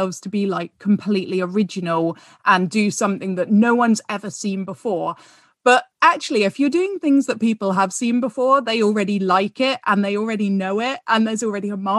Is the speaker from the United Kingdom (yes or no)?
yes; United Kingdom; as British people